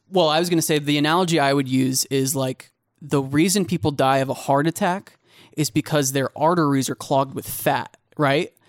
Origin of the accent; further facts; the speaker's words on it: Kansas, United States; I'm from Kansas